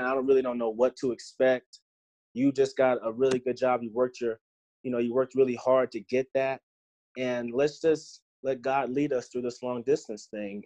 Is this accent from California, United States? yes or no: no; Virginia, United States; moved away; also born or lived in Louisiana; Growing up in Virginia